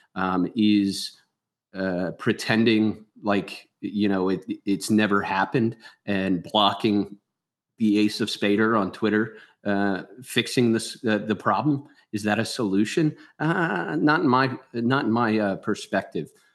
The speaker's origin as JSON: {"language": "English", "town": "Philadelphia", "region": "Pennsylvania", "country": "United States", "said": "I'm sure you guys could tell from my voice. I'm from Philly"}